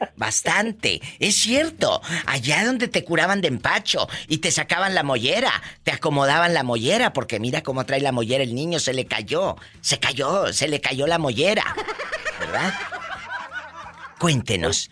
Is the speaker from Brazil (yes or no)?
no; Matamoros, Tamaulipas, Mexico; mi tierra, Matamoros